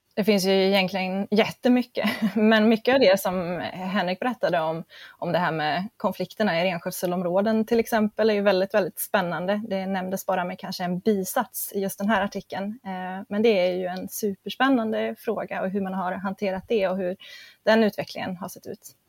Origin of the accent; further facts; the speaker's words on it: near Grimsö research station, Örebro County, Sweden; råkar jag vara född och uppvuxen hyfsat nära eh, Grimsö forskningsstation